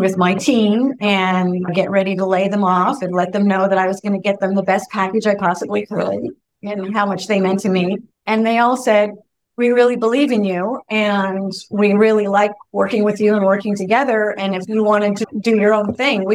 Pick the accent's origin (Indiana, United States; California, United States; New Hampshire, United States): California, United States; North Bay; I had opened an office in my hometown